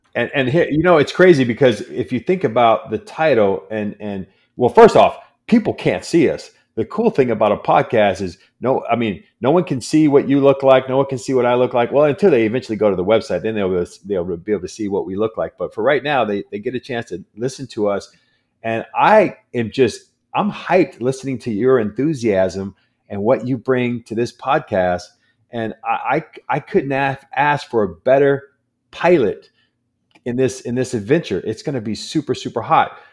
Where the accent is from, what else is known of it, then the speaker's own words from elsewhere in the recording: San Diego, California, United States; I'm born and raised in San Diego.